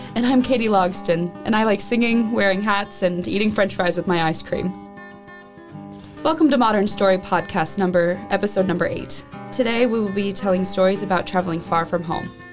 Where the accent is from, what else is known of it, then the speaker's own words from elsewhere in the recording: Missouri, United States; moved away as an adult; I'm from Missouri